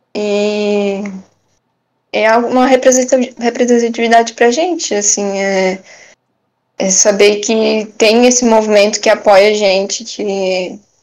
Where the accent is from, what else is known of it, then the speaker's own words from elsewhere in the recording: Brusque, Santa Catarina, Brazil; sou de Brusque mesmo